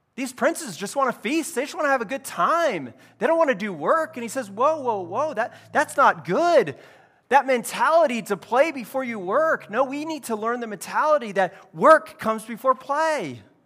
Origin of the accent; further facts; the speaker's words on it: California, United States; I grew up in California